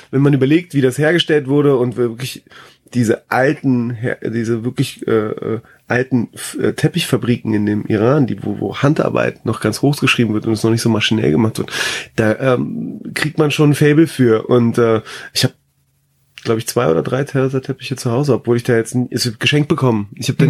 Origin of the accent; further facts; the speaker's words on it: Berlin, Germany; ich bin ja in Berlin groß geworden